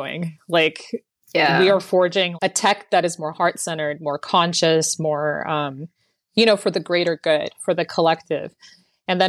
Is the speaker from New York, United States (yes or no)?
no; Bay Area, California, United States; I was born and raised in the Bay Area, California